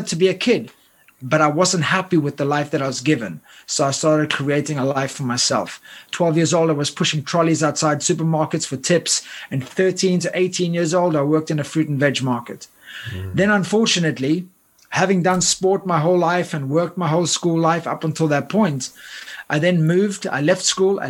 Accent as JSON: {"language": "English", "town": "Cape Town", "region": "Western Cape", "country": "South Africa", "tie": "born or raised there", "also_born_or_lived": "United Kingdom", "moved": "as an adult", "said": "I grew up in Cape Town, South Africa"}